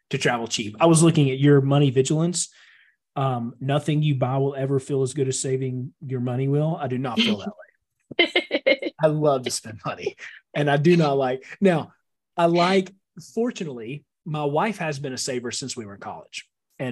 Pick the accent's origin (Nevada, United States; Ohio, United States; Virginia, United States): Virginia, United States; Loudoun County; We had three houses within probably a mile of each other that I grew up in Loudoun County